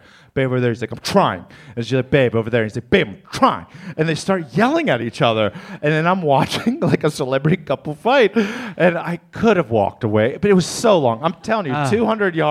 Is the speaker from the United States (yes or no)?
yes; Maryland, United States; I'm middle class from Maryland